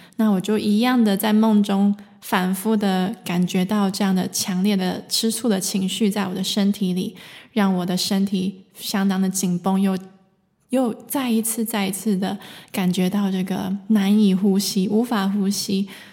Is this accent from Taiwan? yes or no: yes; Taiwan; now in Germany; 我来自台湾，现在住在德国，从事声音疗愈